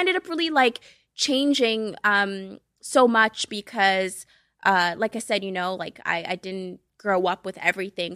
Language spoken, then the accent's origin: English; Boston, Massachusetts, United States; English is a second language; moved away as an adult; also born or lived in Cape Verde / New York; I was born in Cape Verde. Uh, it's ten islands off the west coast of Africa, so shout out to my West Africans. Um, and I moved to the U S when I was seven and then grew up in Boston